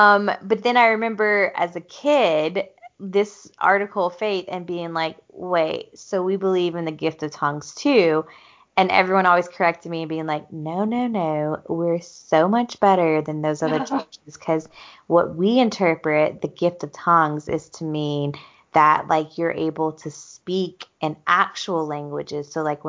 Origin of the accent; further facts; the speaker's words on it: the South, United States; growing up in the South